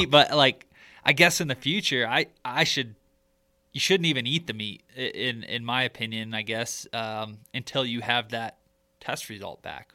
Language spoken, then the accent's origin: English; Michigan, United States; growing up in Michigan